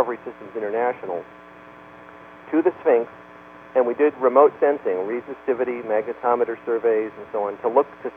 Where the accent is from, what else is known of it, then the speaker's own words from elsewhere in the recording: Canada; moved away; I'm Canadian by birth